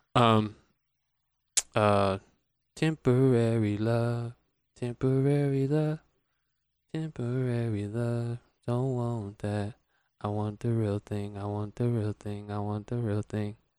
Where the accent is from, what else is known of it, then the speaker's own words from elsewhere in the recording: Atlanta, Georgia, United States; moved away as an adult; now in Las Vegas, United States; I am from Atlanta, Georgia